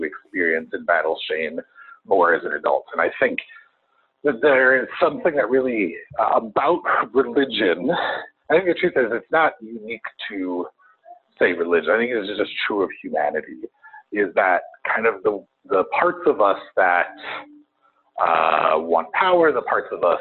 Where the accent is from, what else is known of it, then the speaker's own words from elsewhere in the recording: Chicago, Illinois, United States; I'm a Chicagoan